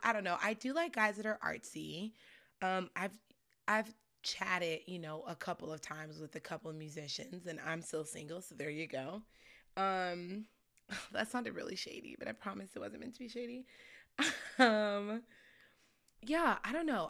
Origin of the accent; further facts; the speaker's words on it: Scottsdale, Arizona, United States; also born or lived in Chicago, Illinois; I moved to actually Scottsdale, Arizona when I was, like, seven years old.